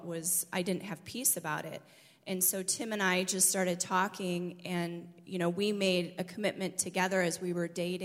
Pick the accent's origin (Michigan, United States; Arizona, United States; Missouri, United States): Michigan, United States; born or raised there; moved away as an adult